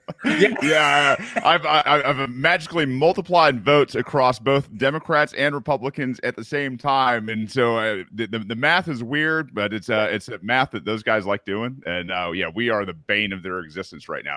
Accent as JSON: {"language": "English", "region": "Michigan", "country": "United States", "tie": "born or raised there", "moved": "yes", "said": "I, am Midwestern raised. Uh, you know, my parents were. Uh, I'm from Michigan originally"}